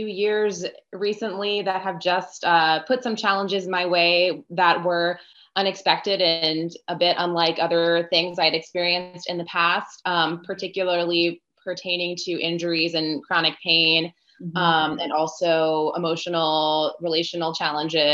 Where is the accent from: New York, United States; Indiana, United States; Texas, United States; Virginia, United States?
Virginia, United States; Northern; I'm from the Northern Virginia area, just outside of DC. Born and raised in Virginia, but I'm actually half Honduran and half Italian